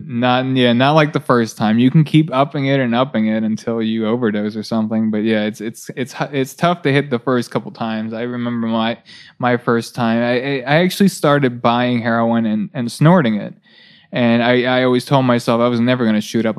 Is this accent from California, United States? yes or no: no; near Baltimore, Maryland, United States; i grew up in Balt- uh, near baltimore